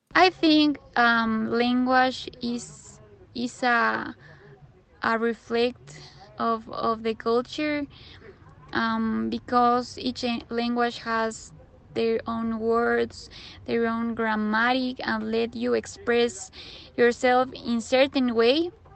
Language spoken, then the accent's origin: English; Quito, Pichincha, Ecuador; I am from Quito, Ecuador.